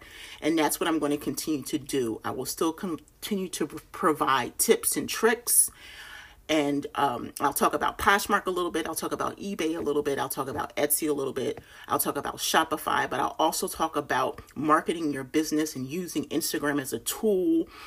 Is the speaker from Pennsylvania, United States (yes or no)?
yes; Philadelphia, Pennsylvania, United States; moved away as an adult; also born or lived in Delaware; now in North Carolina, United States; I was born and raised in Philly, and I lived in Delaware for 9 years with my husband